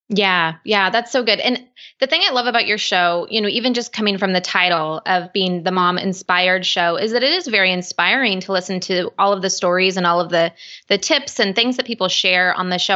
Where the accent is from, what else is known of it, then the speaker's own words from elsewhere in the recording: West Coast, United States; I'm from the West Coast